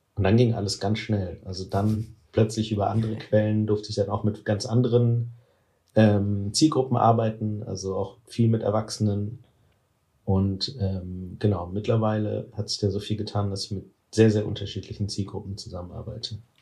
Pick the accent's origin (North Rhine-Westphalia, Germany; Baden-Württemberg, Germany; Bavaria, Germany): North Rhine-Westphalia, Germany; Cologne; ich komme aus Köln